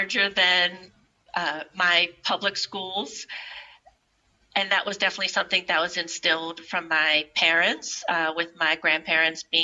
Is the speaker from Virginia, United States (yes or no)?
yes; Richmond, Virginia, United States; moved away as an adult; also born or lived in Phoenix, Arizona / Prague, Czech Republic; now in New York, United States; I grew up in Richmond, Virginia, and my parents were from Brooklyn